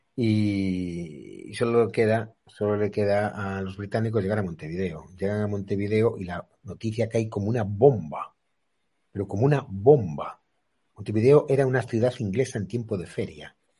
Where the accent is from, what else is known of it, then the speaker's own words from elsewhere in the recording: Spain; Los españoles nos creemos que somos españoles.